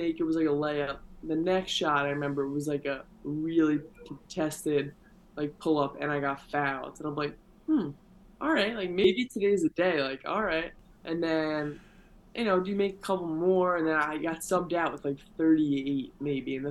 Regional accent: New York, United States; I'm from New York

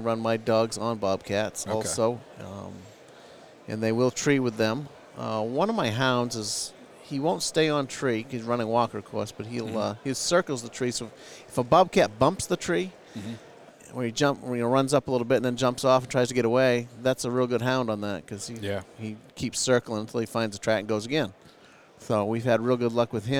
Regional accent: Searsport, Maine, United States; I'm from Searsport, Maine

